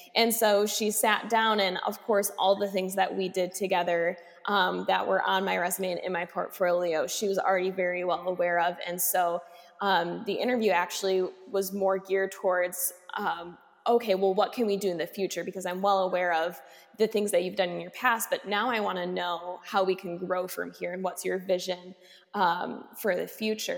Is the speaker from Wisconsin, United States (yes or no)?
yes; Racine, Wisconsin, United States; I started doing some advocacy work in my hometown of Racine